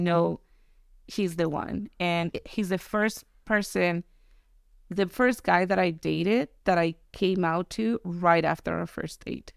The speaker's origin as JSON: {"language": "English", "town": "Tijuana", "region": "Baja California", "country": "Mexico", "tie": "born or raised there", "moved": "yes", "said": "I was born in California, but I was raised in Mexico"}